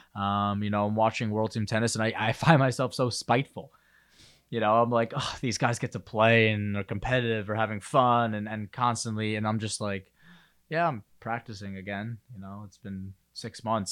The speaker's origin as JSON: {"language": "English", "region": "New York", "country": "United States", "said": "obviously I'm a New Yorker"}